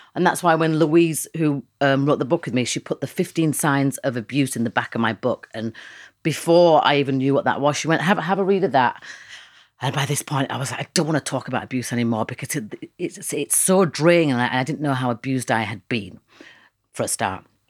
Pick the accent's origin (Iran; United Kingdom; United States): United Kingdom; Leeds, Yorkshire and the Humber; I know where I come from. I'm from Leeds